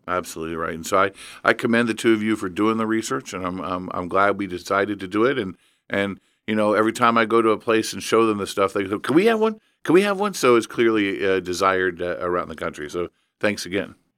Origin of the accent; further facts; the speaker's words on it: Evansville, Indiana, United States; I grew up in Evansville